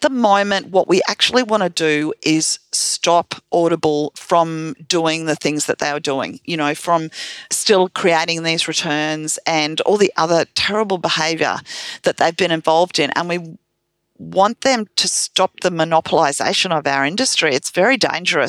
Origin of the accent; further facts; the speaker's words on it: Australia; I'm an Australian